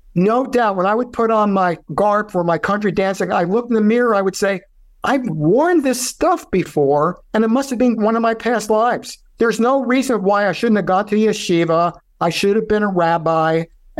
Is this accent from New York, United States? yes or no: yes; New York City, New York, United States; first language Yiddish; English is a second language; moved away; also born or lived in Minneapolis; I'm from Brooklyn, New York.